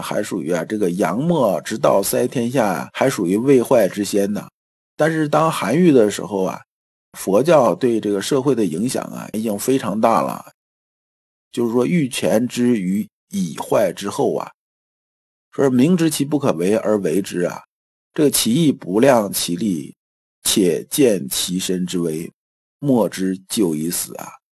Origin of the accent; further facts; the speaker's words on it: China; 我们中国人的文化